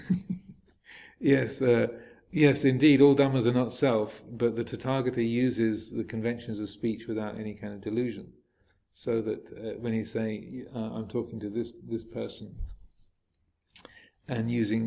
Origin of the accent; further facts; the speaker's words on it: England, United Kingdom; I am a man, I am English, I'm a Buddhist monk, I'm a Theravadan